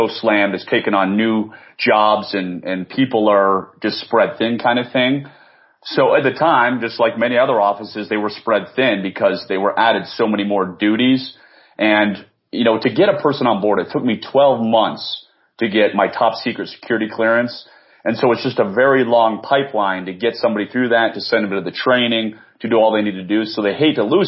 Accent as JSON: {"language": "English", "town": "Washington", "region": "District of Columbia", "country": "United States", "tie": "born or raised there", "said": "born and raised in the Washington, D.C. area"}